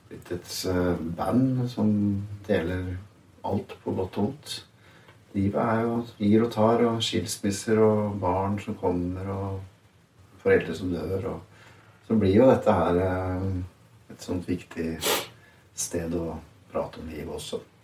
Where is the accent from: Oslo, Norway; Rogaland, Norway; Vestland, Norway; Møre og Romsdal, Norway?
Oslo, Norway; Jeg er fra Oslo.